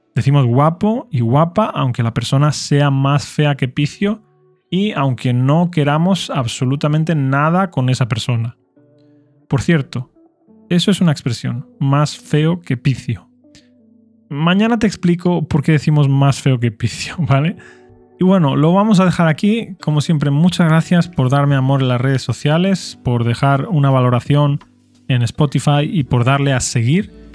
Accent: Spain; first language Spanish; como español nativo

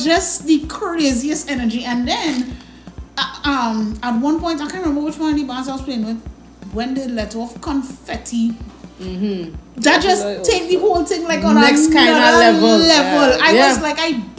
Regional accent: Trinidad & Tobago; you're from Trinidad

